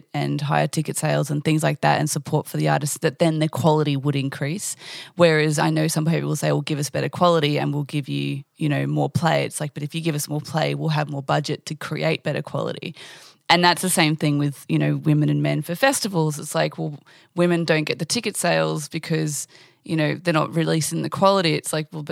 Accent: Australia; We want to say we're Australian

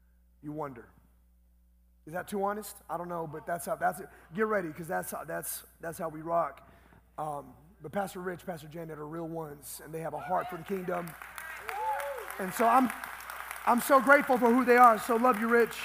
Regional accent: Los Angeles, California, United States; moved away as an adult; now in El Paso, United States; I was born and raised in Southeast Los Angeles

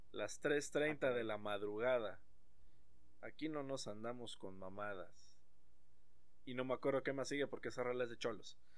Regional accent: Mexico; porque a final de cuentas, como buen mexicano, No sabe de haber valido madre

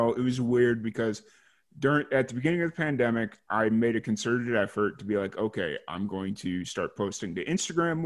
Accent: Chicago, Illinois, United States; also born or lived in Orlando; I'm from Chicago

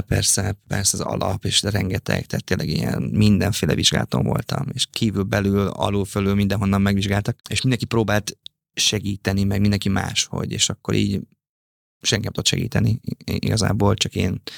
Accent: Papkeszi, Veszprém County, Hungary; Én egy 1500 fős kis faluban nőttem fel papkeszi, a falu szélén ott születtem

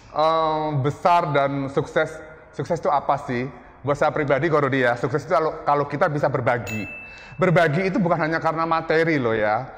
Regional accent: Lasem, Central Java, Indonesia; moved away; also born or lived in Surabaya; saya dari desa, dari kota kecil, saya dari, eh, salah satu desa, eh, kota di Jawa Tengah ya, di Rembang, Lasem

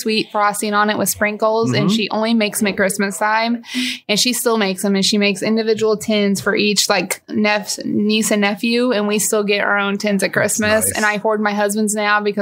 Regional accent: Alton, Illinois, United States; I did grow up in Alton. Have lived here my whole life.

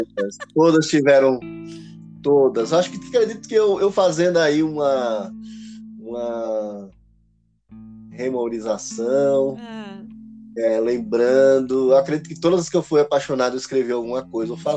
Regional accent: Pernambuco, Brazil; now in Guarulhos, Brazil; para nós somos pernambucano

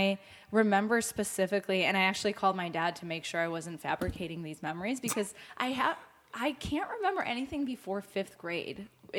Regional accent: Highland Park, Illinois, United States; also born or lived in Soviet Union; I'm from Highland Park and went to Deerfield High School.

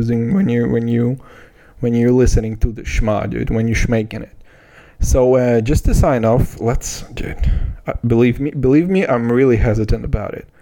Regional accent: Kazakhstan; I'm from Kazakhstan.

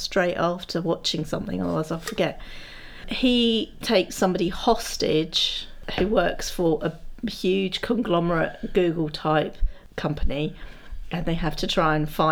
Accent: United Kingdom; we're British.

